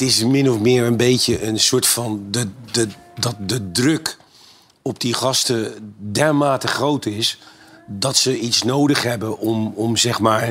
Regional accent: Netherlands; als Nederlanders

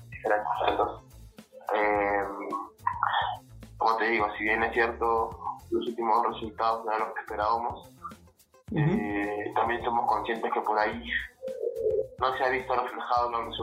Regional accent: Bellavista, Callao, Peru; en el Callao, Bellavista.

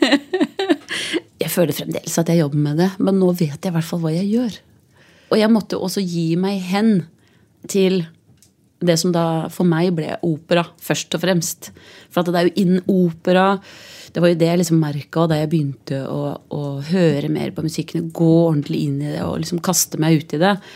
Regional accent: Biri, Innlandet, Norway; also born or lived in Hedmark; Jeg er jo fra Biri

